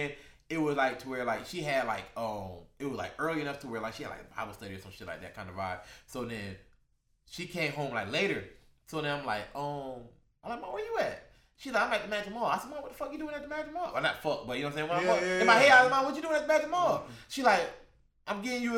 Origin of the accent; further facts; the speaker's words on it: Orlando, Florida, United States; I'm from, you know, the West Side